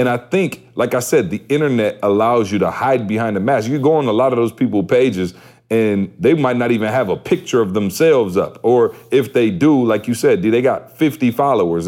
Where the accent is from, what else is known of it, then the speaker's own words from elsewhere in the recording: Lansing, Michigan, United States; I'm from Lansing, so I know everybody in Lansing.